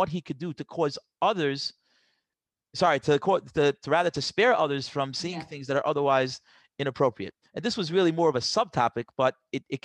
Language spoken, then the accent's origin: English; New York City, New York, United States; I grew up in Queens